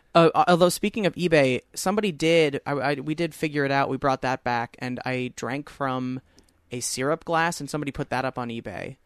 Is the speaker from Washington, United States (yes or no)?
no; Long Island, New York, United States; I said, Long Island.